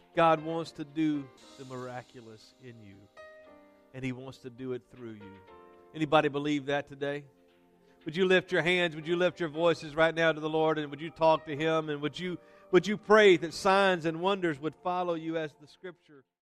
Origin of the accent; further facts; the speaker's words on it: Denham Springs, Louisiana, United States; this church where I was raised in Denham Springs, Louisiana